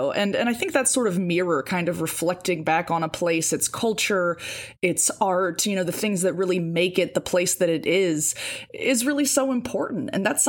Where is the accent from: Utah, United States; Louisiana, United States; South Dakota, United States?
Louisiana, United States; St. Francisville; born and raised in St. Francisville, Louisiana. And, you know, I grew up very much like raised by parents who loved St. Francisville.